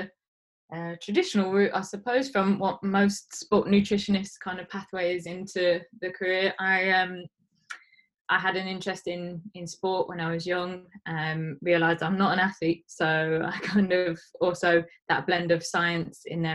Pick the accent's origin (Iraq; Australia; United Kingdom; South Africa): United Kingdom; Leicester, East Midlands; moved away as an adult; now in Leeds, United Kingdom; I'm from Leicester. So after my master's, I'd kind of moved home for a period of time